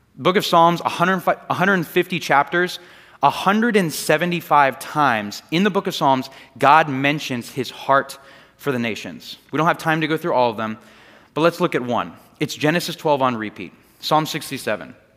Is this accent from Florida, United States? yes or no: yes; Largo, Florida, United States; I grew up here in this area, and the house that I grew up in was in Largo, right down the street